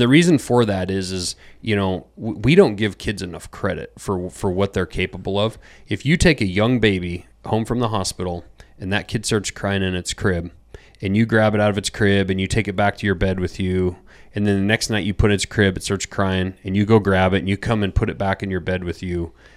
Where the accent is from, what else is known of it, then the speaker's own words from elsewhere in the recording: Montana, United States; I grew up in Montana.